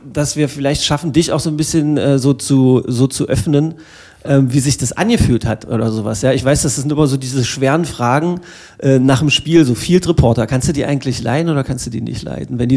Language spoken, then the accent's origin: German; Magdeburg, Saxony-Anhalt, Germany; Äh, als ein Magdeburger Kind, äh, hier geboren, mit Elbewasser getauft, äh, mit äh, geschichtsträchtigem Dom aufgewachsen, mit Spaziergängen ähm, rings um das Kloster unserer lieben Frauen, im Zoo, quasi groß geworden